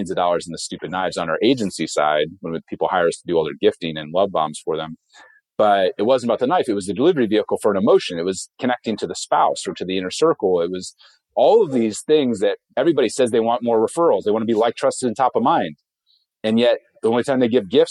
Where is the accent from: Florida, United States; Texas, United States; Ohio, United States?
Ohio, United States; I grew up in Ohio on a farm, one of six kids on 47 acres